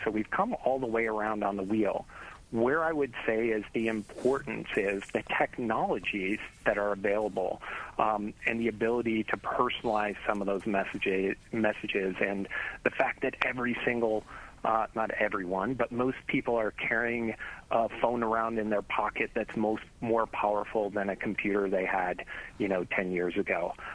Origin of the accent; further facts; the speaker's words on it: Chicago, Illinois, United States; I grew up in Chicago